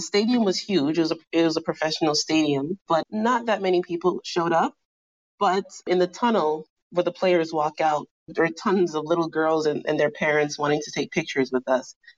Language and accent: English; New York, United States; moved away as an adult; now in Sweden; growing up in New York playing for East Meadow, as well as Auburndale and Queens